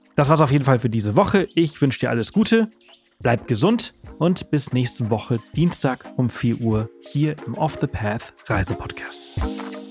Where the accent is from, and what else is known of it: Germany; also born or lived in Spain